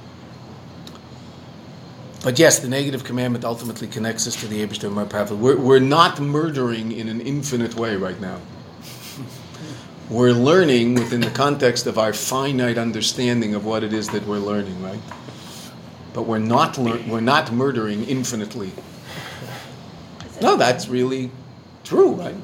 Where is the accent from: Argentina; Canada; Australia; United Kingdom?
Canada; I'm a Canadian